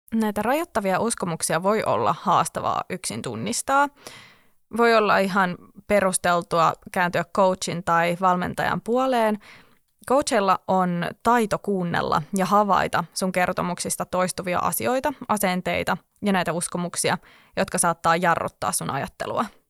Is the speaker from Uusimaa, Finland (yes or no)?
yes; Espoo, Uusimaa, Finland; olen itse tälle espoolaisena